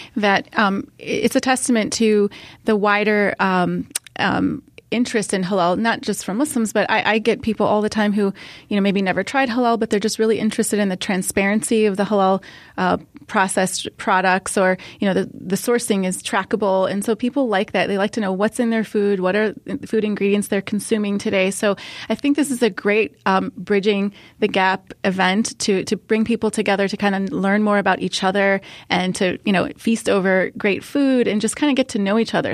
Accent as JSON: {"language": "English", "region": "Ohio", "country": "United States", "tie": "born or raised there", "said": "I grew up in America, in, in Ohio"}